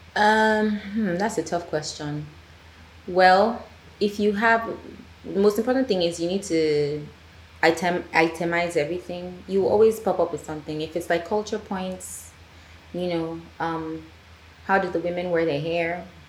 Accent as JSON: {"language": "English", "country": "Nigeria", "said": "Yes, I am Nigerian, but I speak French"}